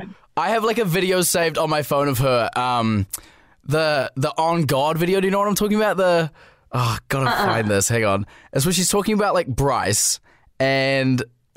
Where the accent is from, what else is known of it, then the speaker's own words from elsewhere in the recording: New Zealand; as like a New Zealander who hasn't really like been and like stayed in like